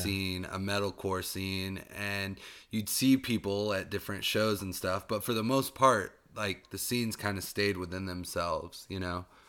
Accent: Tennessee, United States; now in Asheville, United States; I'm from Tennessee

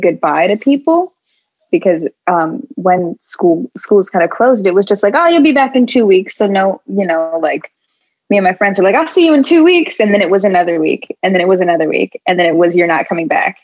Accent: Los Angeles, California, United States; now in Philadelphia, United States; LA, which is like my hometown, like where I grew up

